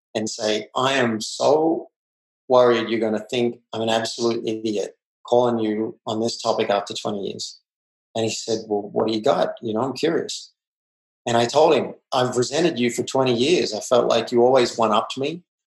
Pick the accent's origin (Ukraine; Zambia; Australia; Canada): Australia; I grew up in Australia